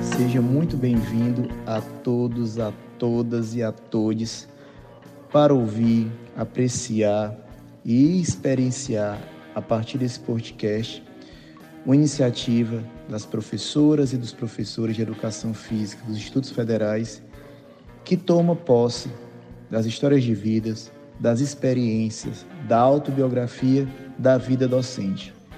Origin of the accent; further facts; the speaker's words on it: Fortaleza, Ceará, Brazil; also born or lived in Rio Claro, São Paulo; Eu sou cearense, nascido em Fortaleza